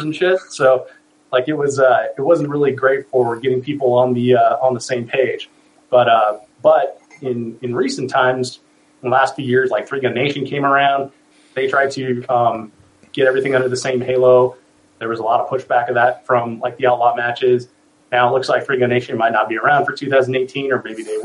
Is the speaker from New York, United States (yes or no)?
no; Colorado, United States; now I'm back in Colorado, which is my home state